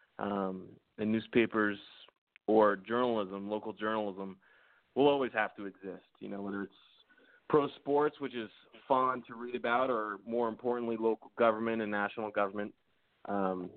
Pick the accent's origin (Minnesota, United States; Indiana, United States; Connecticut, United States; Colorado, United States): Connecticut, United States; Danbury; moved away as an adult; also born or lived in Boston / South Florida; So in Connecticut, I'm from Danbury, which is right on the New York state line